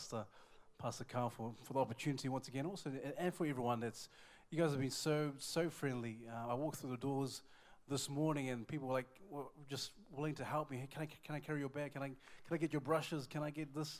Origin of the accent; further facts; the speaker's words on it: Auckland, New Zealand; I'm from Auckland, New Zealand